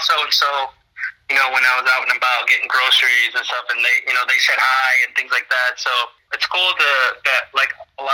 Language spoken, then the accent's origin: English; Mendota, Illinois, United States; both in Mendota, Illinois. So that's where my hometown is. And yeah, that's where I grew up